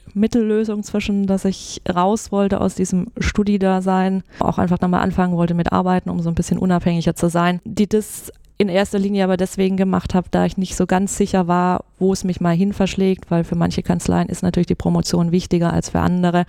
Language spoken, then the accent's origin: German; near Stuttgart, Swabia, Baden-Württemberg, Germany; moved away as an adult; also born or lived in Mannheim; now in Munich, Germany; Also ich, ich komme ursprünglich aus der Nähe von Stuttgart, mhm. bin gebürtige Schwäbin